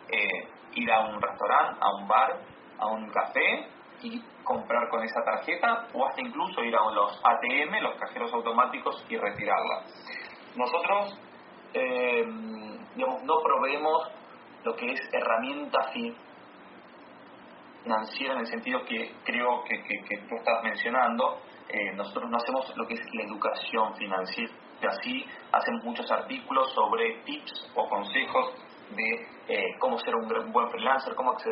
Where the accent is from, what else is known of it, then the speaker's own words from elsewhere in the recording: Argentina; yo soy argentino, soy latinoamericano y, muy orgulloso de eso.